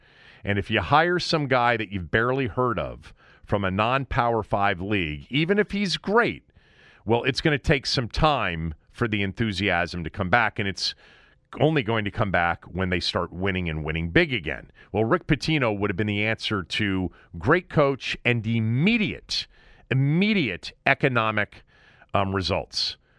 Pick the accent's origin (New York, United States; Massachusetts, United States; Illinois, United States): New York, United States; but I am a New Yorker and I'm living in New York.